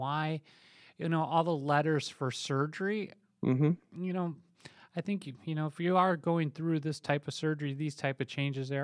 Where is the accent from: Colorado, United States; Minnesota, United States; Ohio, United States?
Minnesota, United States; I played hockey, I did all these other things growing up in Minnesota